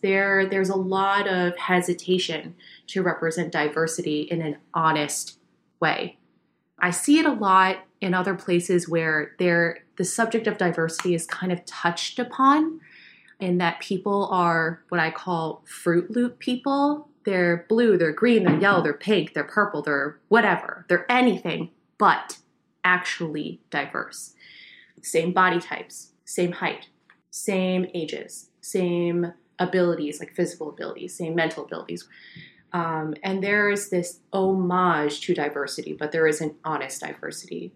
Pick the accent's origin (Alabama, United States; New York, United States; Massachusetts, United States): New York, United States; I grew up Asian American in New York